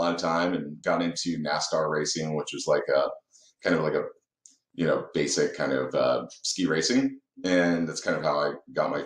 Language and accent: English; Dallas, Texas, United States; also born or lived in Indianapolis, Indiana; I was born in Indiana, actually. So I was born in Indianapolis, but we moved down in 89 to Dallas